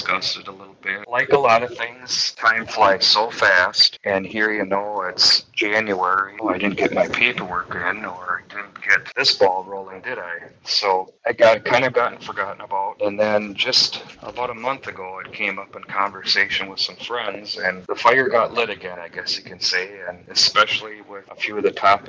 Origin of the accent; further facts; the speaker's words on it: Wisconsin Rapids, Wisconsin, United States; I was born in Rapids, Wisconsin Rapids, and raised in Kilner. Actually, I live in the very same neighborhood that I grew up